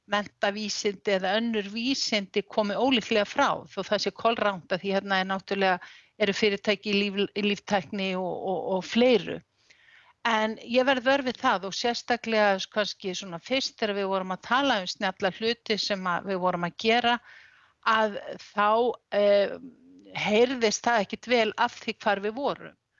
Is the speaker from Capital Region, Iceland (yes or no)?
yes; Reykjavík, Capital Region, Iceland; now in Ólafsfjörður, Iceland; ég er úr Reykjavík